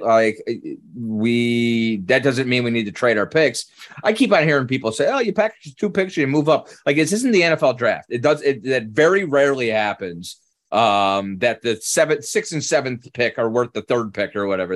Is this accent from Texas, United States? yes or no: no; Cleveland, Ohio, United States; now in Orlando, United States; I grew up in Cleveland.